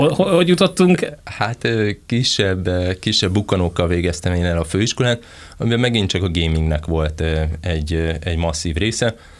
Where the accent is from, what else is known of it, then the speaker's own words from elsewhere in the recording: near Veszprém, Veszprém County, Hungary; én Veszprém mellől származok